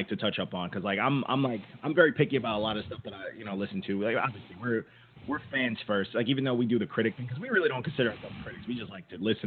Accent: Long Island, New York, United States; I'm from Long Island, but that's still New York.

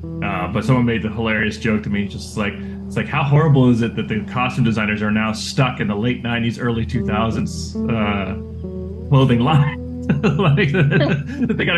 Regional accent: Austin, Texas, United States; I grew up around Austin

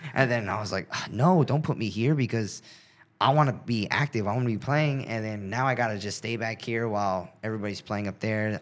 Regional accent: South Gate, California, United States; I grew up in Southgate, California

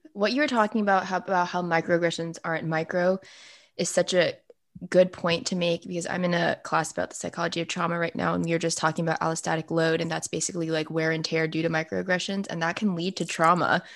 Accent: Fairfax, Virginia, United States; I'm from Fairfax

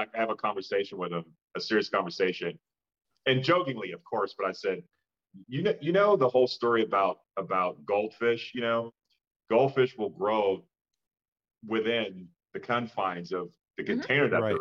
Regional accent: Pittsburgh, Pennsylvania, United States; I grew up in Pittsburgh, Pennsylvania

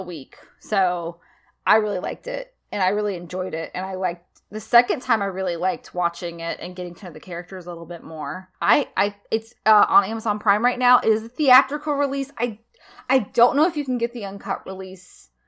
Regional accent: the South, United States; as a Southerner, which I, I'm not the most classical Southerner, but, like, you know, I've lived in the South since I was a little girl

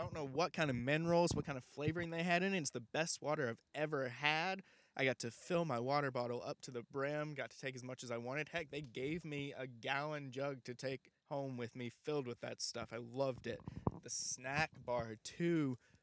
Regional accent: Alabama, United States; there's my accent coming out. You guys know I'm from Alabama, so you know t- sometimes it tends to slip out, even though I've gotten you know tried to get rid of it over the past few years

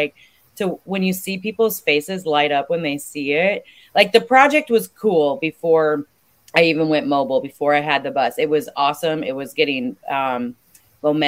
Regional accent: Ackley, Iowa, United States; moved away as an adult; also born or lived in Southern California; I grew up in Ackley, Iowa, so super small town, smack dab in the middle of the state

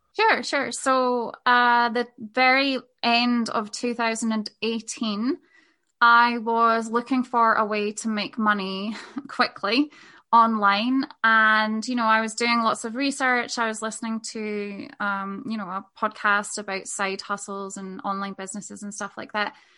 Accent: Scotland, United Kingdom; moved away as an adult; also born or lived in Spain; we made the decision to move back to Scotland, which is where I'm from, from Spain.

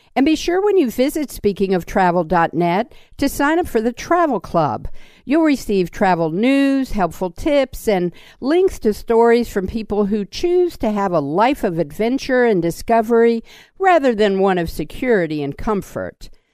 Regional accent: Washington, District of Columbia, United States; I grew up in Washington, D.C.

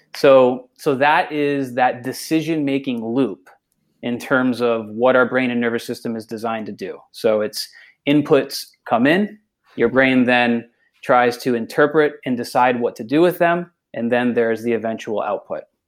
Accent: Massachusetts, United States; moved away; I'm from Massachusetts originally

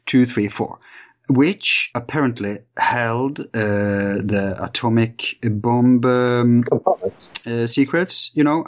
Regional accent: Bergen, Vestland, Norway; my hometown, Bergen, or Bergen, as we say

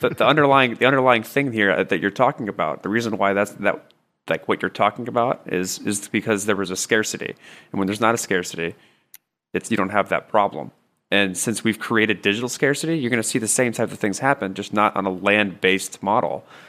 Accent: United States; as Americans

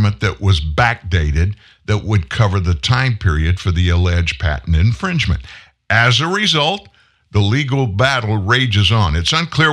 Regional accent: United States; I'm an American.

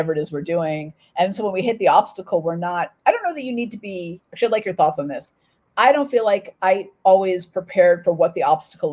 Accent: Oakland, California, United States; I grew up in Oakland. So I grew up in the East Bay

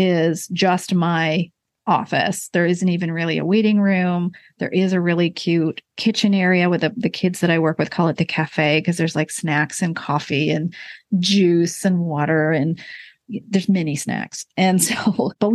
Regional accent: Rochester, New York, United States; moved away as an adult; also born or lived in Maryland / Baltimore; now in Charlotte, United States; Rochester, New York, where I grew up.

